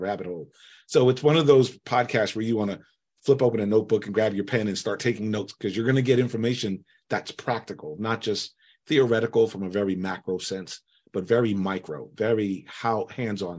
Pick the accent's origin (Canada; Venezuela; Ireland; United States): United States; I was born here in the United States.